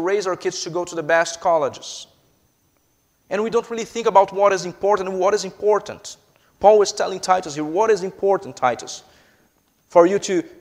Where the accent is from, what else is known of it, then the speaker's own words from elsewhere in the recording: Brazil; English is a second language; moved away; I am a Brazilian citizen, if you haven't picked up by my accent yet